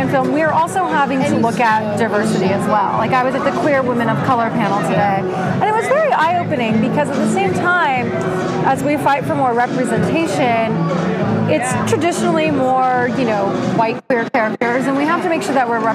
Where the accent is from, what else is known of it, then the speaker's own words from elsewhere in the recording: Southern California, United States; also born or lived in Los Angeles; I grew up in Southern California